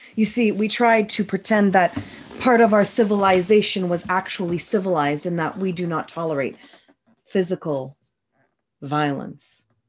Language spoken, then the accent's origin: English; Moncton, New Brunswick, Canada; I was born in Moncton, New Brunswick in nineteen eighty-four, which means I hit the school system late eighties, early nineties